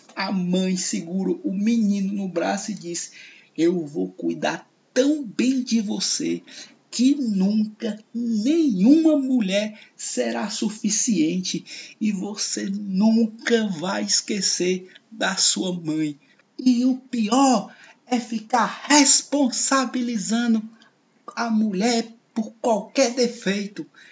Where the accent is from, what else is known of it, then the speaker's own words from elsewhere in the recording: Fortaleza, Ceará, Brazil; Eu falo do Nordeste, do Ceará, de Fortaleza, vizinho ao bairro onde nasceu Tom Cavalcante, Montese, e olhando para a Serra de Maranguape, onde nasceu o nosso salvador Chico Anísio. Esse é o meu lugar.